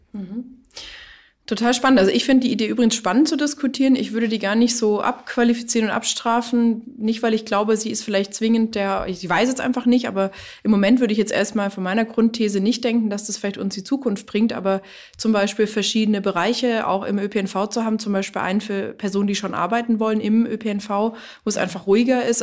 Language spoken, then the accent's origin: German; Germany; bei uns in Deutschland